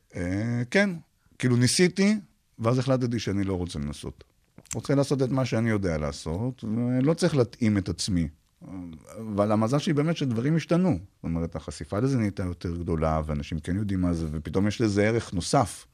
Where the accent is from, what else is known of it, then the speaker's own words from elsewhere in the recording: Beersheba, Southern District, Israel; also born or lived in Arad; נולדתי בבאר שבע, ומתישהו עברנו לגור בערד